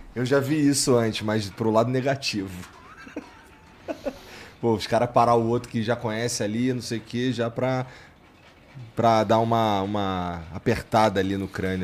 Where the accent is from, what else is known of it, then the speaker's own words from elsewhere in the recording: Rio de Janeiro, Brazil; moved away; eu sou do Jacaré lá no Rio